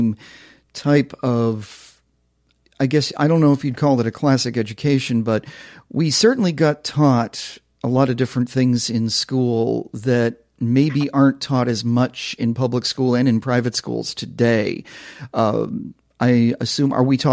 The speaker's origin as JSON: {"language": "English", "region": "Vermont", "country": "United States", "said": "I'm from Vermont"}